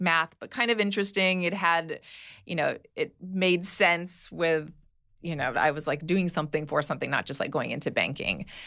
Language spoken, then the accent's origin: English; Hawaii, United States; moved away; I grew up in Hawaii